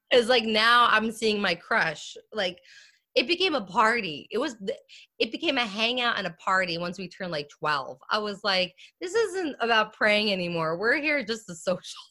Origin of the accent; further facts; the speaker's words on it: Lumberton, New Jersey, United States; I grew up in uh, Lumberton, New Jersey, which is a rural rural uh, part